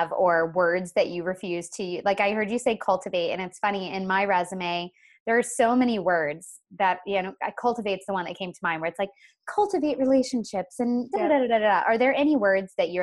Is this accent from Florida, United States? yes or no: yes; Florida, United States; I hail from Florida